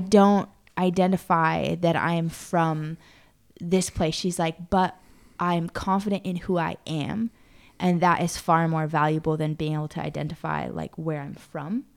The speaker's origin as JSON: {"language": "English", "region": "Arizona", "country": "United States", "tie": "born or raised there", "moved": "yes", "lives_now": "Prague, Czechia", "said": "I grew up in Arizona"}